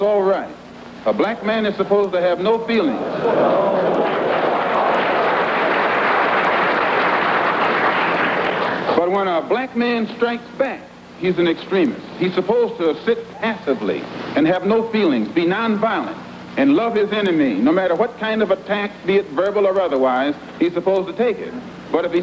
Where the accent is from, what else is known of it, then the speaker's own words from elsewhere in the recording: United States; I'm also an American Negro